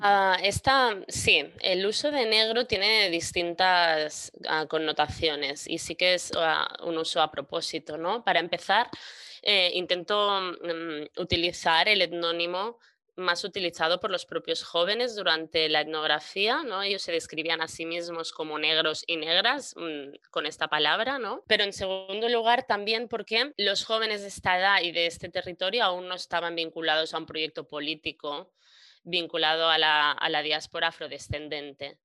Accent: Maresme, Catalonia, Spain; crecí en el Maresma, que es una comarca catalana

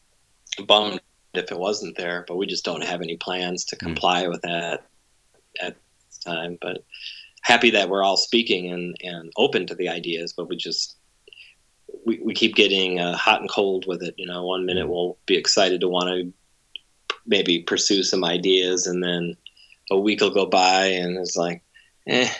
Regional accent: Cleveland, Ohio, United States; I'm from Cleveland

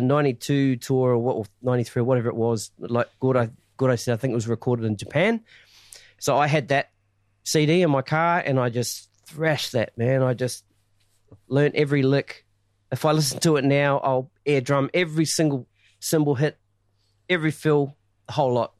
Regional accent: Masterton, Wellington, New Zealand; my hometown, Masterton

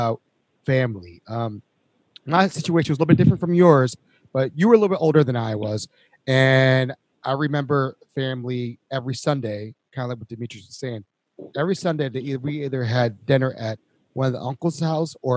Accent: Baltimore, Maryland, United States; moved away; I really didn't have a friend until I moved away from Baltimore, because all I knew was my cousins.

